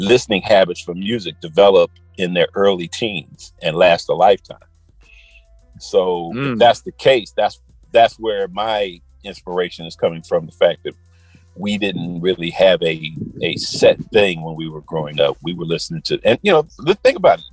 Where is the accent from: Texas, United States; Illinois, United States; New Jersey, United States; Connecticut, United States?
Illinois, United States; Chicago; now in Atlanta, United States; I grew up in Chicago